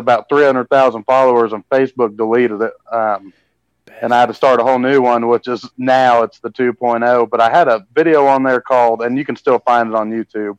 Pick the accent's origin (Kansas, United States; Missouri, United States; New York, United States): Missouri, United States; I'm from Missouri, born and raised. My family's from here